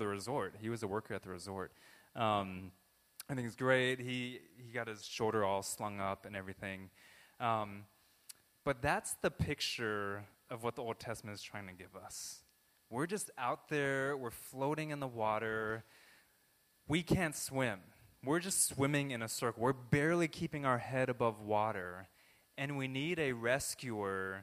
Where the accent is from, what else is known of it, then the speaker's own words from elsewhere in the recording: Southern California, United States; I was born in Southern California